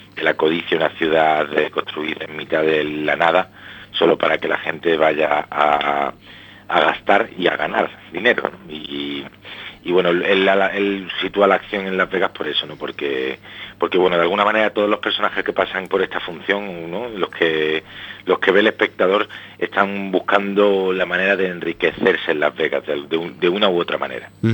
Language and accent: Spanish; Málaga, Andalusia, Spain; now in Madrid, Spain; yo soy de Málaga, pero pero llevo ya aquí muchos años en Madrid